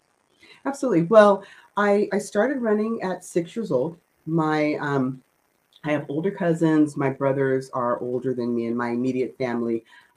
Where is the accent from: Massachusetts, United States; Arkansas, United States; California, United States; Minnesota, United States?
California, United States; Daly City; also born or lived in San Francisco / San Mateo; I was born in San Francisco. Lived in Daly City for the first maybe 14 years of my life, and then moved to San Mateo